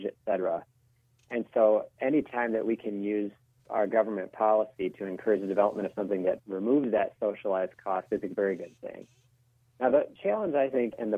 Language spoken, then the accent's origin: English; Minnesota, United States; my home state of Minnesota.